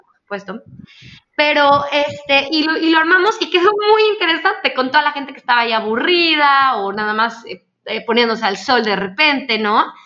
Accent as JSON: {"language": "Spanish", "country": "Mexico", "said": "Nosotros como mexicanos"}